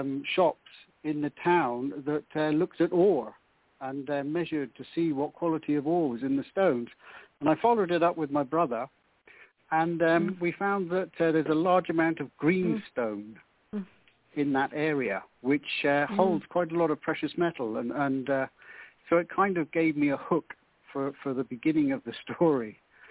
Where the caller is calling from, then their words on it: Kenya; I'm calling from Kenya in East Africa.